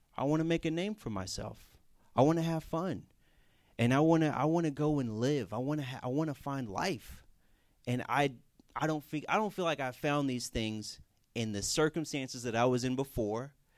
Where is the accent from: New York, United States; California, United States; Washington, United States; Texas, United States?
Texas, United States; Houston; moved away; I'm from Houston, Texas